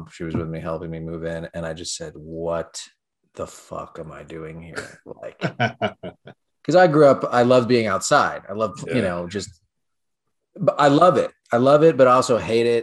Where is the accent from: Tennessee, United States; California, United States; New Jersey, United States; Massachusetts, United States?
California, United States; now in New York, United States; I'm originally from California